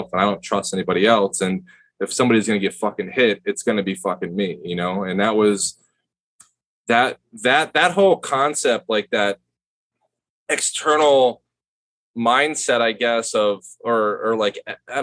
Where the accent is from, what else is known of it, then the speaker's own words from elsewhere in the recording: Palm Beach County, Florida, United States; Born and raised in Palm Beach County